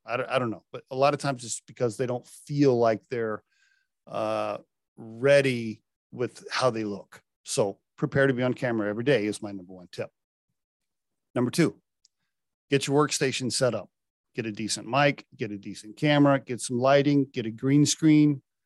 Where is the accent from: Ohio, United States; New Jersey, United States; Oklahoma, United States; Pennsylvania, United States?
Oklahoma, United States; I, I grew up in Oklahoma